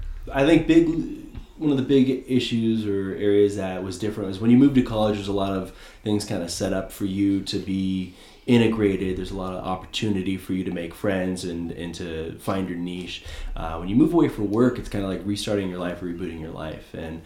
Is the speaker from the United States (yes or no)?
yes; next to Oakland, California, United States; moved away as an adult; also born or lived in San Diego, California; now in Las Vegas, United States; I moved here from California. I grew up next to Oakland, California.